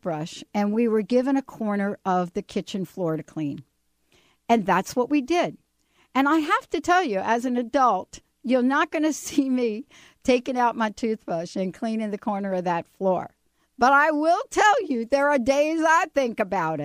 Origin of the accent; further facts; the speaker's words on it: New Jersey, United States; my home state of New Jersey